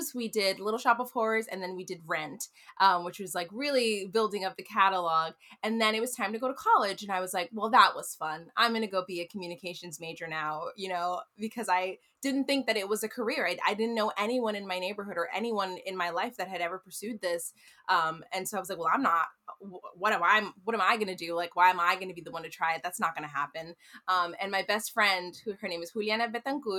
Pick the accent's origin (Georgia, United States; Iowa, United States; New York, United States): New York, United States; New York City; I'm from New York